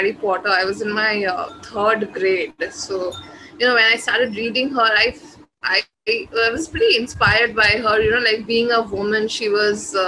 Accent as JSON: {"language": "English", "country": "India", "first_language": "Bengali", "said": "my mother tongue, which is Bengali. So I write in that, but there are a lot of writers here who write in, you know, like other the native languages of our country"}